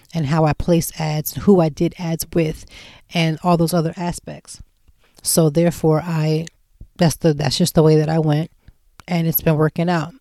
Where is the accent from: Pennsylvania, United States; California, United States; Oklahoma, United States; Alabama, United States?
Pennsylvania, United States; Lancaster; moved away as an adult; now in Philadelphia, United States; I'm from Lancaster, Pennsylvania